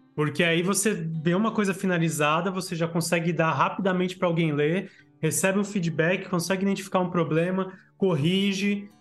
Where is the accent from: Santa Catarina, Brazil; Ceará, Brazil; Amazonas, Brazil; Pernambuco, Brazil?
Santa Catarina, Brazil; Blumenau; eu sou de Santa Catarina